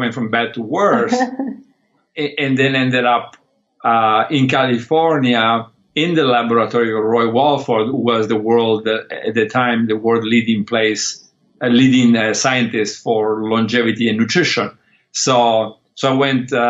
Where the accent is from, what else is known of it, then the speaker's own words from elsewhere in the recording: Molochio, Calabria, Italy; also born or lived in Liguria, Italy; now in United States; I was lucky enough to grow up in two places, maybe 50-50 between southern Italy